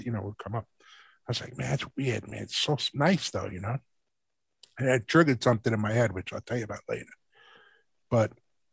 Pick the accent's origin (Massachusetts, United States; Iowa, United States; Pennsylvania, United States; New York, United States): New York, United States; New York City; growing up in New York City